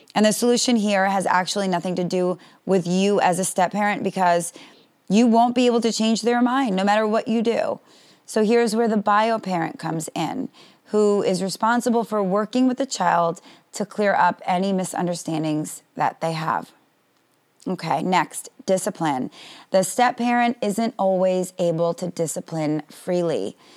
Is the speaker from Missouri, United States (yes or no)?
no; New York City, New York, United States; now in Florida, United States; a long weekend in New York, my hometown